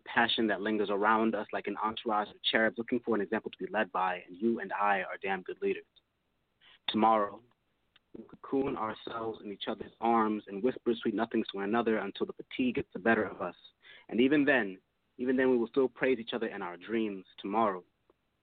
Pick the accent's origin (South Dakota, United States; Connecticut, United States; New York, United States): Connecticut, United States; Hartford; I'm a poet from Hartford, Connecticut.